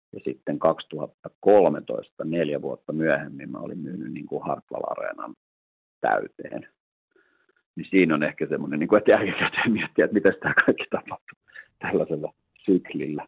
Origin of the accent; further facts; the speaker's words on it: Helsinki, Uusimaa, Finland; Mä oon itse Lauttasaaresta kotosi ja kävin täällä koulut